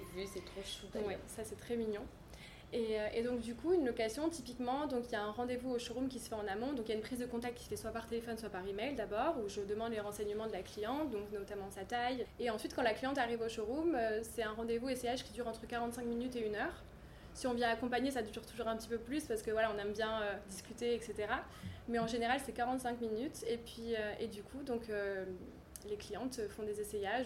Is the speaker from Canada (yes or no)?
no; Cannes, Provence-Alpes-Côte d'Azur, France; also born or lived in Nord-Pas-de-Calais / Narbonne / London; j'ai grandi à Cannes